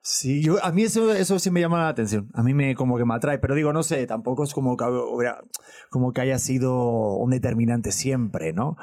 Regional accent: Cholula, Puebla, Mexico; yo soy de Cholula, Puebla

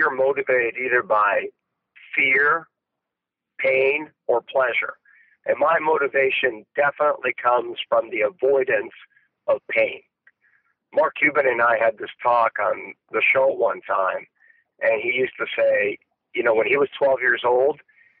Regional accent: Canada; I grew up in Canada

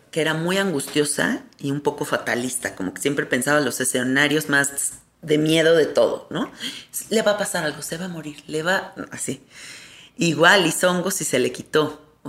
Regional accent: Mexico; O sea, ¿cómo es posible que como mexicanos se nos han olvidado esos recursos?

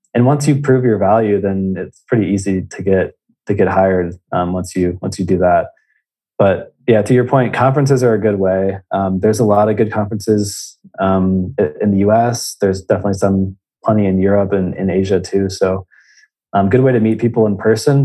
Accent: Indiana, United States; I'm originally from Indiana

